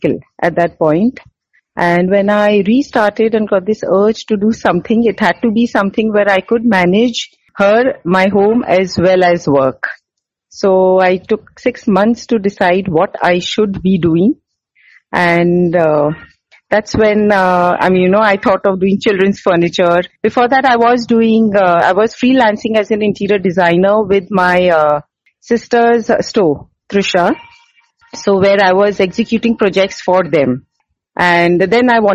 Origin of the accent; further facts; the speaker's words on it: Mumbai, Maharashtra, India; moved away as an adult; now in Bangalore, India; I'm from Mumbai, so I've been working all my life. And then I got married here in Bangalore